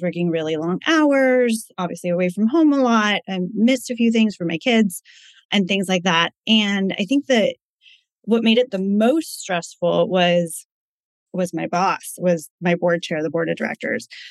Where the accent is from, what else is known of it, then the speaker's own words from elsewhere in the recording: East Coast, United States; moved away as an adult; also born or lived in California; now in Connecticut, United States; We're originally from the East Coast, so we were moving back home